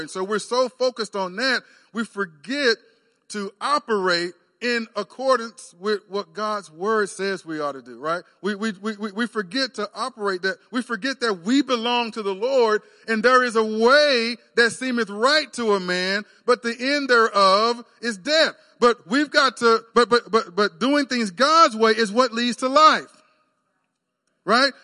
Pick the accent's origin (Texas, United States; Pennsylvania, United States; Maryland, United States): Texas, United States; moved away as an adult; now in Oklahoma, United States; I grew up in Texas